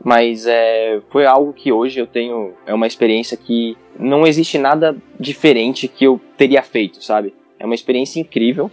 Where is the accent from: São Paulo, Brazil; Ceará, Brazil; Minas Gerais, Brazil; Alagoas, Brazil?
São Paulo, Brazil; also born or lived in Goiânia; sou de São Paulo, comecei aqui mesmo em São Paulo. Eu nasci em São Paulo